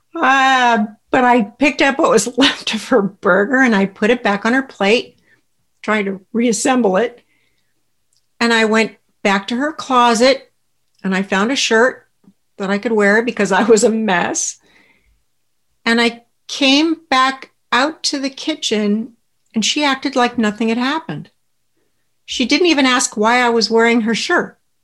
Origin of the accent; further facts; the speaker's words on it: Southern California, United States; I grew up in Southern California in a very close family with two brothers